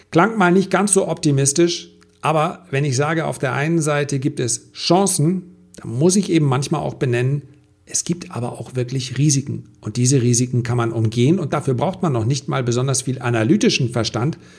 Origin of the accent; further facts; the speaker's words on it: Flensburg, Schleswig-Holstein, Germany; in meiner Heimatstadt wurde im Übrigen abgelehnt, dass diese Touristen kommen. Die hätten wahnsinnig viel äh, Kapital auch mitgebracht, ja. 2500 Leute oder 3000 Leute, die sie auf so einem Kreuzfahrtschiff sind. Und dann kommen sie in so eine kleine Stadt, Hafenstadt wie Flensburg.